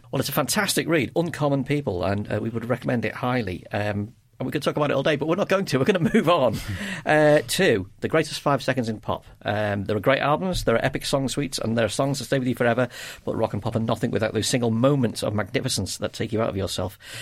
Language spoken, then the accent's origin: English; Liverpool, North West England, United Kingdom; I'm from Liverpool